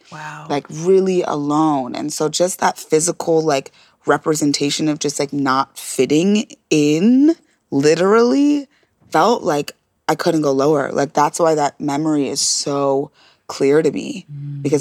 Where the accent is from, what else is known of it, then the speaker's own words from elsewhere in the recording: Nebraska, United States; I grew up in Nebraska.